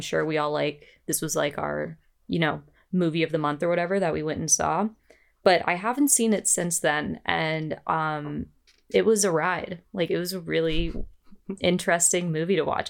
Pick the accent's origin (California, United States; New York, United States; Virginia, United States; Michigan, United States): Virginia, United States; Northern; I grew up in Northern Virginia